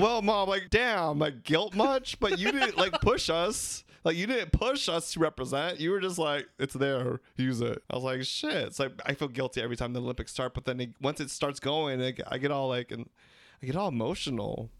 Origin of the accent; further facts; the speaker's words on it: Philippines; We're three Filipino gay guys